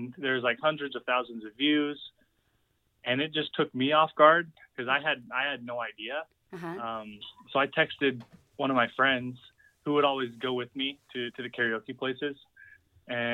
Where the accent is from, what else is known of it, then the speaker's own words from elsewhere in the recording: Utah, United States; born and raised in Utah